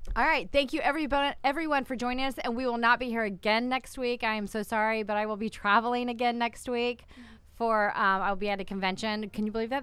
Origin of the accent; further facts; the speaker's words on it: Winter Park, Florida, United States; from Orlando originally, I'm from Winter Park